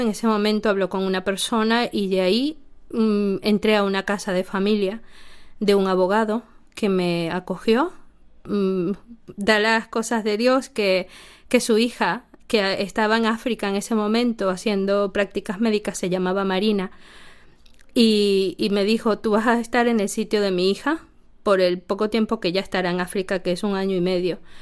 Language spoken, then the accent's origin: Spanish; Venezuela; moved away as an adult